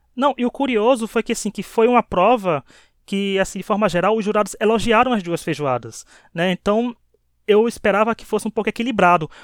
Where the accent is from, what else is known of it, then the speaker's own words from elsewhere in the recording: Northeast Region, Brazil; Como eu, nordestino aqui desse podcast